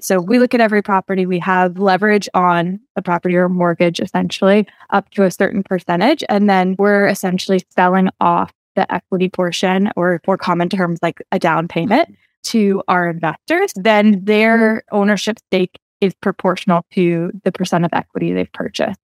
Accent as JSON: {"language": "English", "region": "Oregon", "country": "United States", "tie": "born or raised there", "said": "where I grew up in Oregon"}